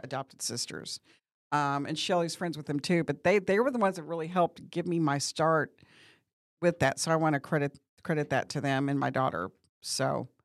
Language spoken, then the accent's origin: English; Bowling Green, Missouri, United States; moved away as an adult; now in Branson, United States; I'm from Bowling Green, Missouri, which is about four and a half, close to five hours away